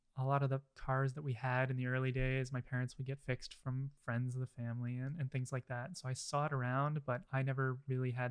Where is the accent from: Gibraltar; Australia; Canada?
Canada; Hamilton, Ontario; I grew up out in Hamilton.